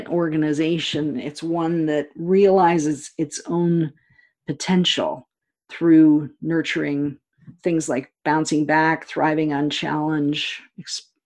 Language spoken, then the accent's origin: English; Canada; also born or lived in Europe; now in United States; I grew up in Canada